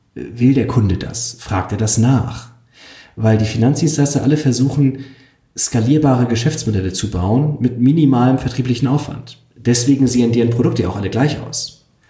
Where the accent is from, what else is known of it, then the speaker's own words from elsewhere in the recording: Switzerland; ich bin ja auch Schweizer